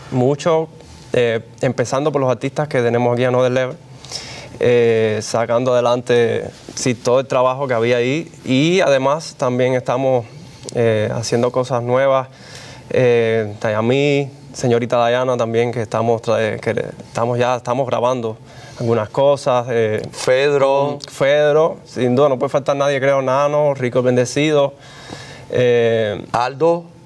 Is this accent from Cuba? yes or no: yes; Cuba; Como buen cubano. Exacto.